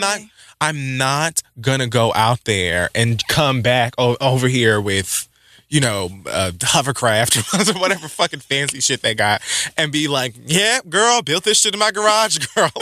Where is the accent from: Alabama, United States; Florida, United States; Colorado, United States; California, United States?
Florida, United States; Miami; my hometown, Miami, Florida, Dade County